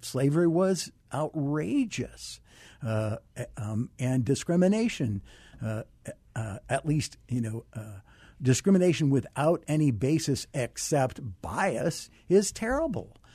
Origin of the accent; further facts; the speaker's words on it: Arizona, United States; I grew up here in Arizona